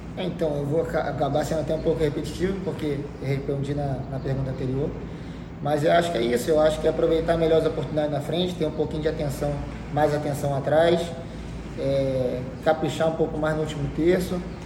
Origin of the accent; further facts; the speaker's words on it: Brazil; a gente é brasileiro